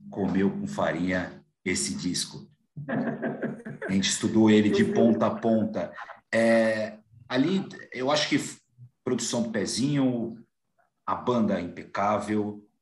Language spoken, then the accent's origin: Portuguese; São Paulo, Brazil; eu como paulista, como paulistano, amo todos os grupos